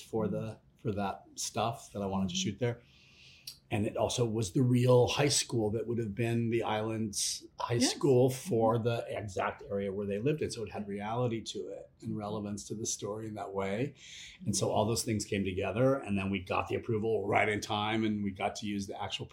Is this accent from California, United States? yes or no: yes; Los Angeles, California, United States; now in Portland, United States; I live in Portland, Oregon. I'm from Los Angeles